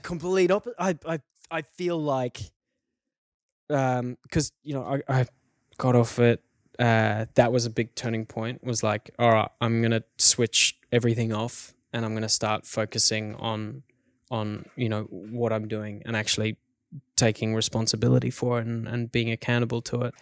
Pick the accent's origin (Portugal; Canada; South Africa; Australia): South Africa; growing up in South Africa as a kid